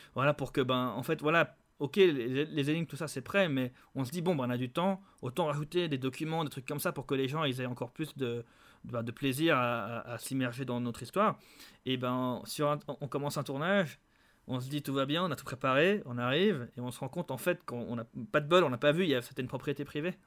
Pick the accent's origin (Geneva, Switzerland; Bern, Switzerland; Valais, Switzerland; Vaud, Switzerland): Geneva, Switzerland; on est tous de Genève.